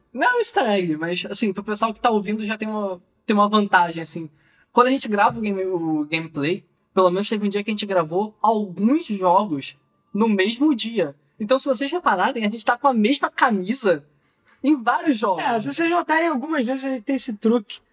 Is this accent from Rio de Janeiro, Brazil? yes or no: yes; Rio de Janeiro, Brazil; sou do Rio